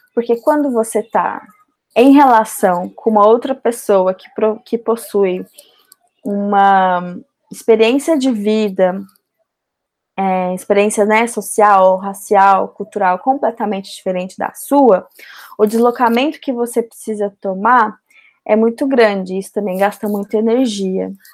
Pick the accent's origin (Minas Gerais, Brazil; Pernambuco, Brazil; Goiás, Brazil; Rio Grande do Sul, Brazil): Goiás, Brazil; Goiânia; moved away as an adult; also born or lived in Rio de Janeiro; now in São Paulo, Brazil; Eu sou de Goiânia, vocês vão perceber pelo meu sotaque maravilhoso